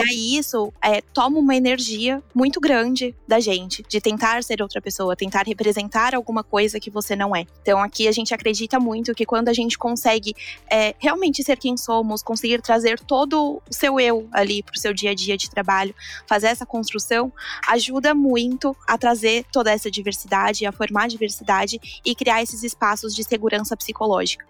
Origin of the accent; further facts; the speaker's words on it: São Paulo, Brazil; now in Bahia, Brazil; eu nasci, cresci em São Paulo